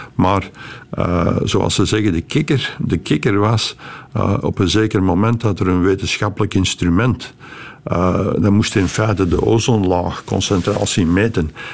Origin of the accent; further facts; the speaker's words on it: Beveren, Flanders, Belgium; moved away as an adult; now in California, United States; het dorp Melcelen, nu Groot-Beveren, waar ik ben opgegroeid